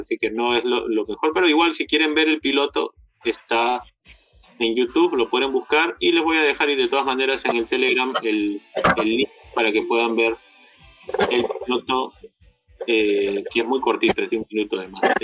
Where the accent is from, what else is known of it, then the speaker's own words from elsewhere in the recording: Peru; nosotros como peruanos